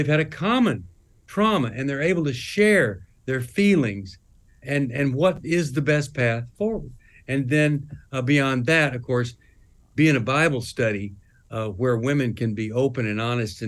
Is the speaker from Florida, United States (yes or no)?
no; Texas, United States; I was raised in Texas